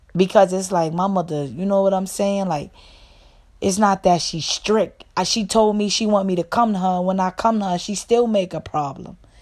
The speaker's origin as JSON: {"language": "English", "region": "New York", "country": "United States", "said": "I'm from New York"}